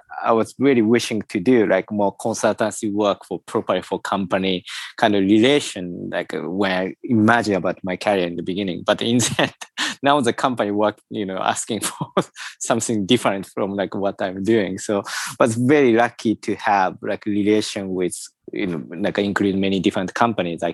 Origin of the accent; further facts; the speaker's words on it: Tokyo, Japan; moved away; also born or lived in United Kingdom / Sweden; I was born in Tokyo as well, quite artificial environment, so I'm really more familiar with something quite non-organic environment